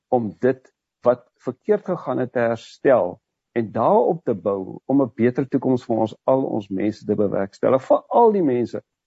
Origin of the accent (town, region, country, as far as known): South Africa